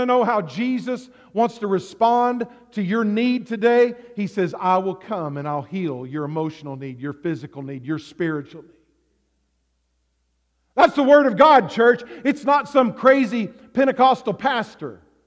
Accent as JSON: {"language": "English", "region": "the South", "country": "United States", "tie": "born or raised there", "moved": "yes", "lives_now": "Alaska, United States", "said": "I grew up in the South"}